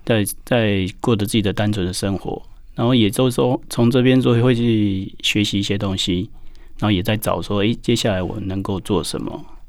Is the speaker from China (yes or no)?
no; Taiwan; also born or lived in Australia; 因为我们从小长大，然后真的在台湾长大